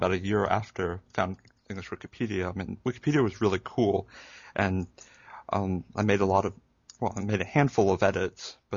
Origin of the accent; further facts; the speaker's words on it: Hawaii, United States; now in Columbia, United States; I grew up in Hawaii, though living in Columbia, South Carolina now